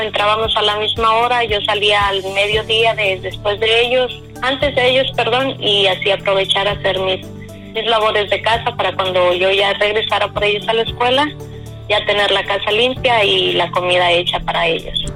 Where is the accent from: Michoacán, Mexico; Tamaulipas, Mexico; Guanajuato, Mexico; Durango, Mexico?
Michoacán, Mexico; La Huacana; moved away as an adult; now in Las Vegas, United States; yo soy de un pueblo que se llama La Huacana